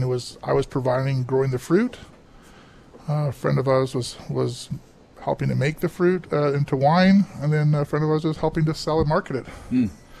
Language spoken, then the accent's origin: English; Oliver, British Columbia, Canada; I'm third generation here now. Family, I was born and raised in Oliver